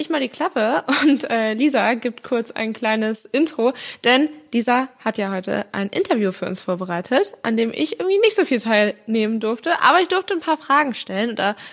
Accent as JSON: {"language": "German", "region": "Northern Germany", "country": "Germany", "said": "Für uns als Norddeutsche ist das Hamburger Derby natürlich so oder so ein Highlight."}